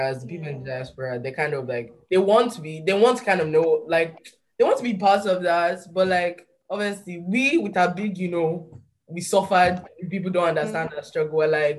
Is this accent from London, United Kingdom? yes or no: yes; London, United Kingdom; born there; And it's like, I was born in London, fuck you talking about, like stuff like that.